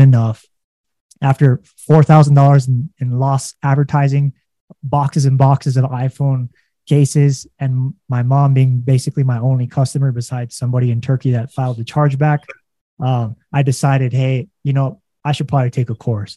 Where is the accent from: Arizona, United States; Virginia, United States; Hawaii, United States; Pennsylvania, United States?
Hawaii, United States; I was born and raised in Hawaii.